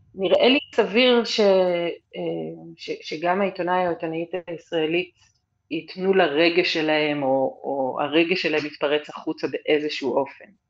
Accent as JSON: {"language": "Hebrew", "country": "Israel", "moved": "yes"}